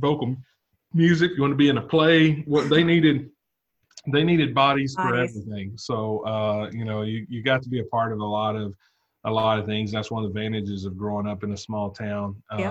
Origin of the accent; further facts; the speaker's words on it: Valiant, Oklahoma, United States; Valiant, Oklahoma. It's in the far southeast corner of the state.